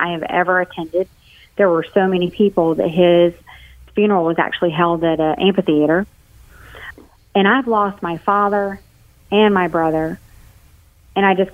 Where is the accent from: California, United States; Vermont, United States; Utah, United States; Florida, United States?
Florida, United States; St. Augustine; moved away; In my hometown, at the time I lived in St. Augustine, Florida